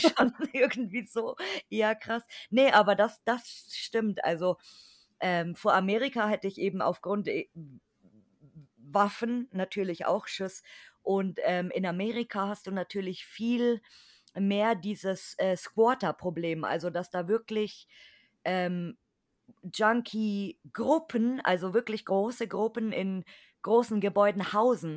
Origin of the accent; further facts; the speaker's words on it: Bavaria, Germany; ich als Bayer bin natürlich katholisch, weil hier sind alle